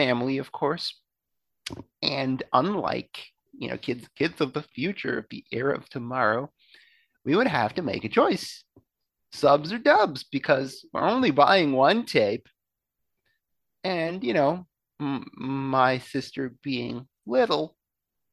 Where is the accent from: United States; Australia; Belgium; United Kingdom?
Belgium; moved away; I grew up in Belgium